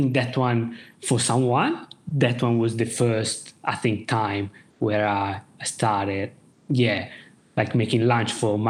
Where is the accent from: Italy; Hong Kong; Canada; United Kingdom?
Italy; Pesaro, Marche; moved away; I'm from Pesaro, which is a kind of little town on the east coast of Italy. So near, let's say, just to give a rough idea, about an hour and a half from Bologna, which is kind of the major city.